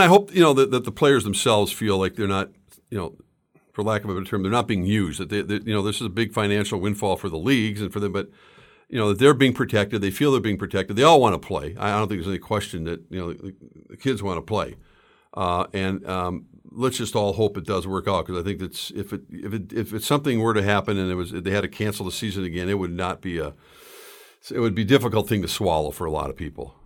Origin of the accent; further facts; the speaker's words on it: St. Louis Park, Minnesota, United States; I grew up in Saint Louis Park.